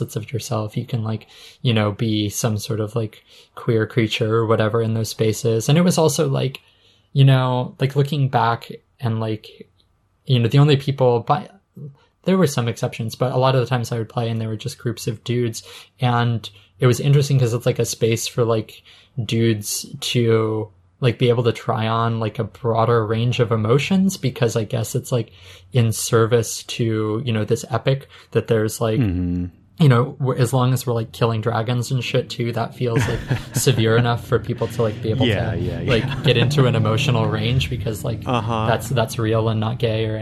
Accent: Utah, United States; I grew up in Utah

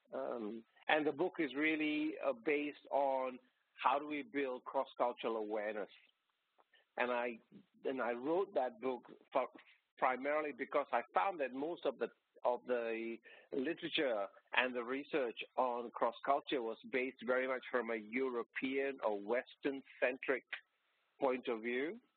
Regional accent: Malaysia; moved away as an adult; now in Australia; I was born and brought up in Malaysia and came out to Australia as a student.

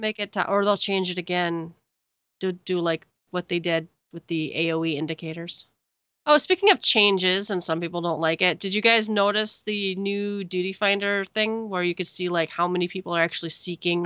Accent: Minnesota, United States; I'm from Minnesota

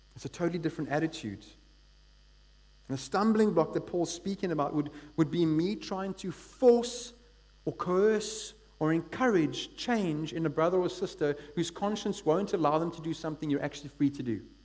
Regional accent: East London, Eastern Cape, South Africa; now in Cape Town, South Africa; I come from East London

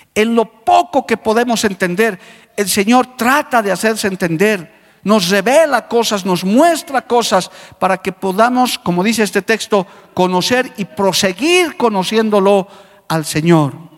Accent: Bolivia; como boliviano

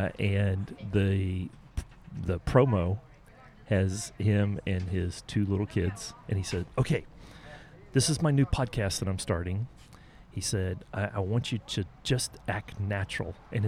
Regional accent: United States; accent: southern Oklahoma, Texas; when you have a southern Oklahoma, Texas accent, it comes out a little bit different.

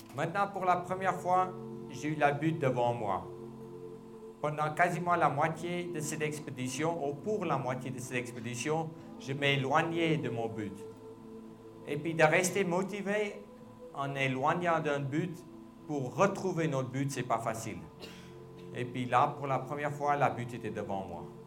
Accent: South Africa; je suis de l'Afrique du Sud, je parle des langues

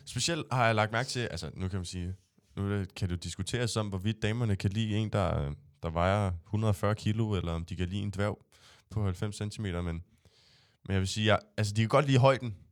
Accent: Næstved, Zealand, Denmark; nu er jeg jo fra Næstved

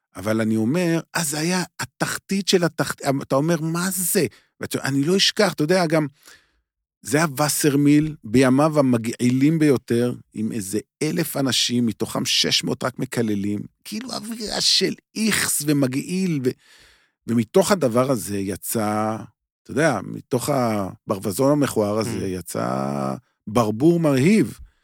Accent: Beersheba, Southern District, Israel; moved away; אני לא גר בבאר שבע כבר הרבה מאוד שנים, שלא יהיו הבנות, אבל נולדתי שם, אה, עוצבתי שם, עוצבתי, אה, שם השורשים שלי

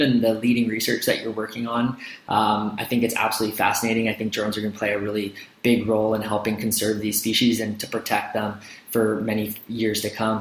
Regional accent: central Canada, Canada; as a Canadian, uh, you know, in, in, Central Canada

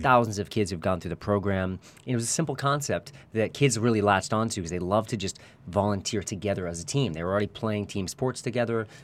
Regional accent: Newton, Massachusetts, United States; moved away as an adult; now in Santa Barbara, United States; We're from Newton, Massachusetts

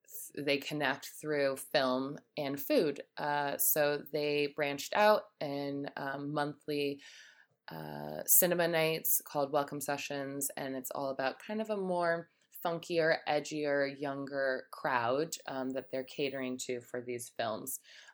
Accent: United States; being an American, coming from my two only home cities

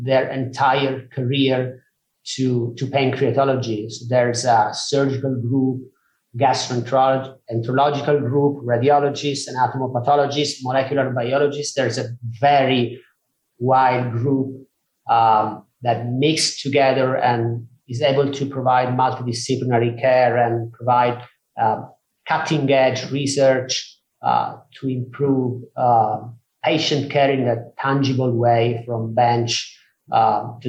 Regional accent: Sicily, Italy; moved away as an adult; also born or lived in Manchester; now in Verona, Italy; I'm not from Verona. I'm from Sicily in southern Italy.

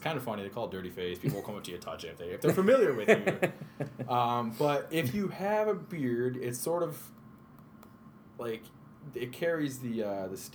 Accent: United States; also born or lived in South Korea; a middle-class white American male

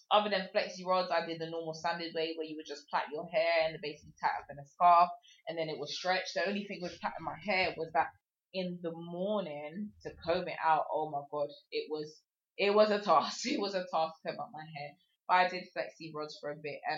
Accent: England, United Kingdom; I am from England, if you cannot tell my accent

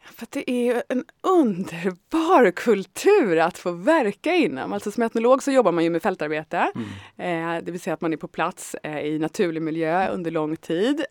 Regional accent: Tyresö, Stockholm County, Sweden; also born or lived in Södermalm, Stockholm; jag kommer från Tyresö ursprungligen och har levt stora delar av mitt liv på Södermalm.

